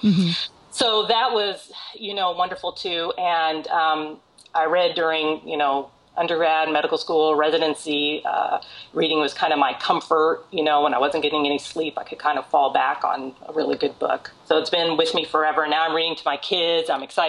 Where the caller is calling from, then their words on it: Long Beach, California, United States; I'm calling you from Long Beach, California, which is about 30 miles south of Los Angeles.